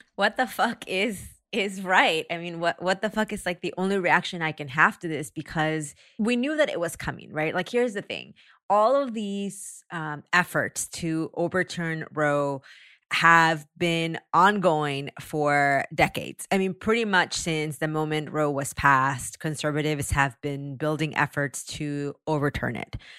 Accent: Taxco, Guerrero, Mexico; moved away; originated from my hometown in Mexico

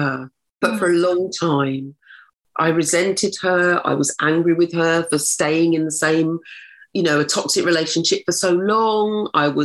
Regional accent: Oxfordshire, South East England, United Kingdom; now in London, United Kingdom; I was brought up in Oxfordshire, in a small town in Oxfordshire.

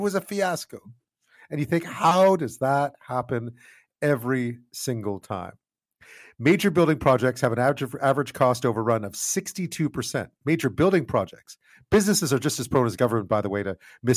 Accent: Montreal, Quebec, Canada; I grew up in Montreal in the 70s

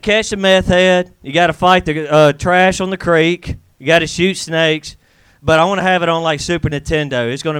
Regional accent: the South, United States; accent: Southern; now in Los Angeles, United States; I am from the South. And I have to say, it's fun having a Southern accent in L.A.

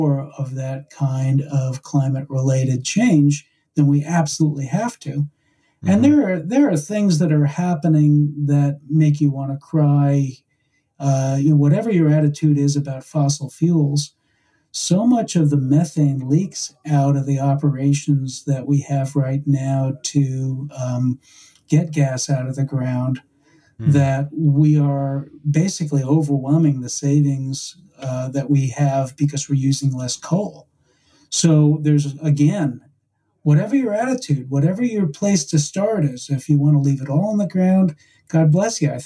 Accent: New York, United States; when I was growing up in New York

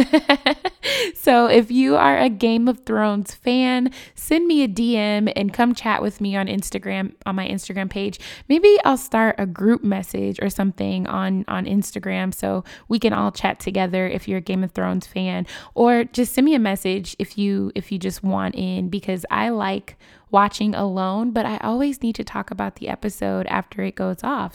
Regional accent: Chicago, Illinois, United States; My hometown, Chicago

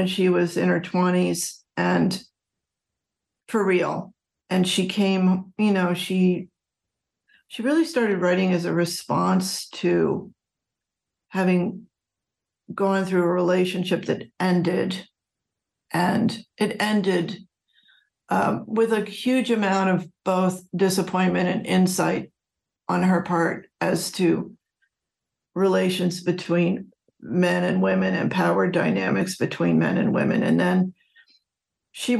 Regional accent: Philadelphia, Pennsylvania, United States; I grew up outside of Philadelphia

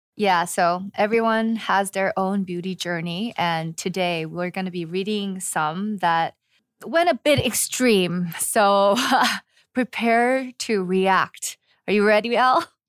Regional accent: Los Angeles, California, United States; moved away as an adult; now in Seoul, South Korea; born and raised in Los Angeles

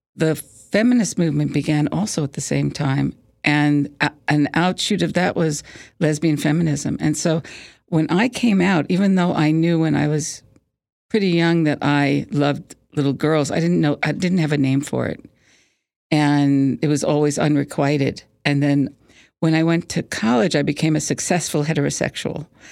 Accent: Plainview, New York, United States; I grew up on Long Island, in Plainview

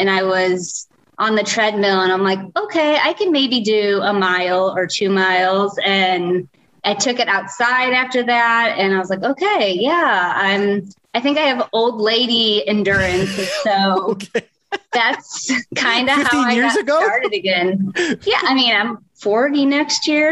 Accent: St. Louis, Missouri, United States; moved away as an adult; now in Oklahoma, United States; I'm from St. Louis.

